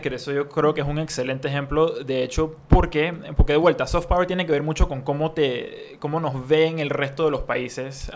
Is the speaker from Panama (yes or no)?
yes; Panama; nuestra identidad como, como panameños